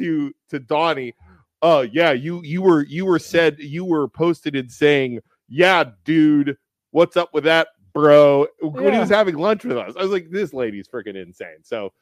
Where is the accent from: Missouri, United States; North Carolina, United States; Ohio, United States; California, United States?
Ohio, United States; Youngstown; We're from Youngstown, Ohio.